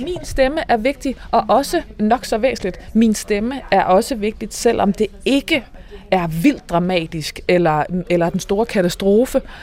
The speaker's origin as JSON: {"language": "Danish", "area": "Northwest Jutland", "region": "North Denmark Region", "country": "Denmark", "said": "jeg kommer fra Nordvestjylland"}